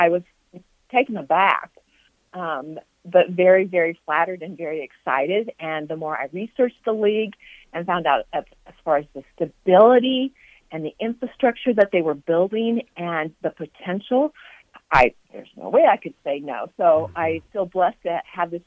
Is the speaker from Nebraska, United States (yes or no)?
yes; Ogallala, Nebraska, United States; also born or lived in Kansas; I grew up in Ogallala, Nebraska, so way out west